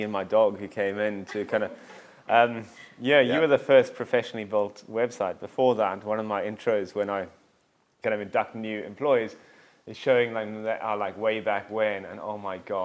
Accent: Cape Town, Western Cape, South Africa; moved away as an adult; also born or lived in London; now in Scotland, United Kingdom; I grew up just across the road in this lovely place called Cape Town, South Africa

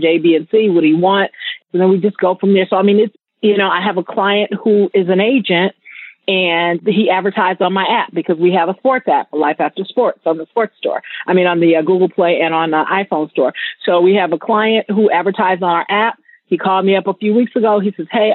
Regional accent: Chicago, Illinois, United States; moved away as an adult; now in Las Vegas, United States; I'm originally from Chicago. I just relocated to Vegas a year and a half ago.

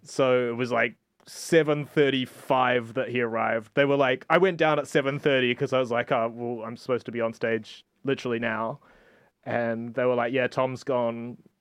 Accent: New Zealand; now in Barcelona, Spain; I'm from New Zealand, whatever, I, I, I live here

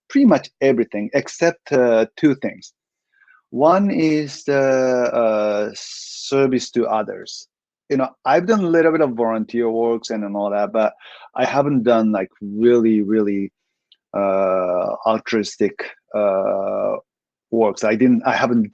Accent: Japan; I'm ethnic Korean. I was born and raised in Japan, but my parents are Korean

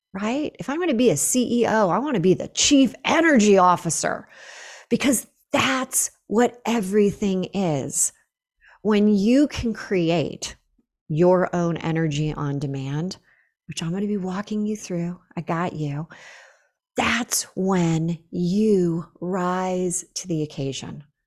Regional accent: Northern California, United States; moved away as an adult; now in Boulder, United States; Northern California where I had lived forever

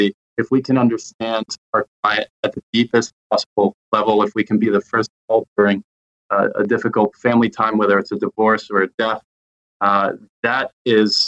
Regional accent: United States; I'm American

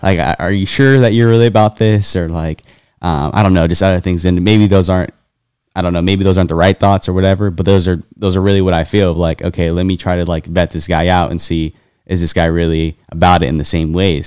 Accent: California, United States; I grew up in California

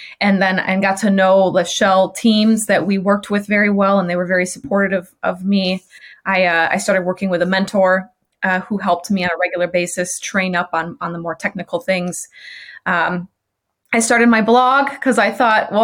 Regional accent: Michigan, United States; moved away as an adult; also born or lived in Chicagoland; I moved on a whim from Michigan, where I grew up, to Chicagoland

